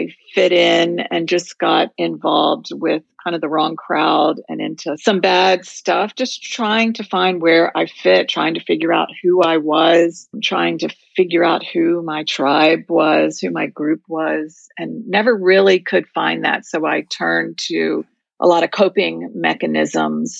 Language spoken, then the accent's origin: English; Virginia, United States; I grew up in Virginia in a very close-knit Jewish community